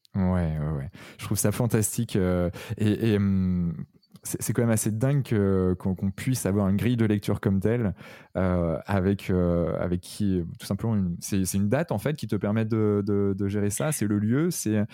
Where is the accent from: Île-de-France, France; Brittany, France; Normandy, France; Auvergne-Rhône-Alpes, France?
Brittany, France; Redon; je suis né à Redon